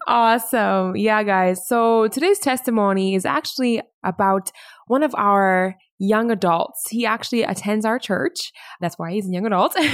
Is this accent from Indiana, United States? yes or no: yes; Indianapolis, Indiana, United States; I was born in Indianapolis, Indiana